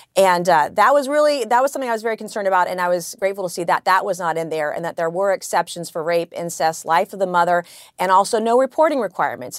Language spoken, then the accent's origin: English; South Carolina, United States; I come from South Carolina